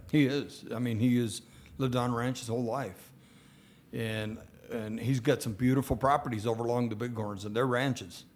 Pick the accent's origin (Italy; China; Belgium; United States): United States; Gillette, Wyoming; I was born in Gillette. I was raised here.